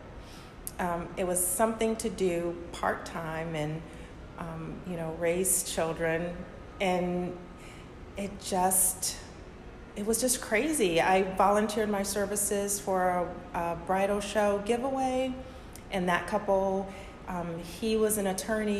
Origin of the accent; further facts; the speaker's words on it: Detroit, Michigan, United States; moved away as an adult; now in Norfolk, United States; I'm from Detroit